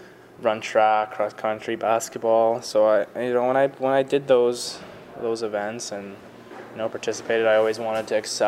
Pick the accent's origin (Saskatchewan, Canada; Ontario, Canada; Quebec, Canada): Ontario, Canada; Toronto; moved away as an adult; now in Detroit, United States; I played in, you know, AAA pretty much growing up in Toronto and GTHL, and then when I was 16 I went to the OHL for 4 years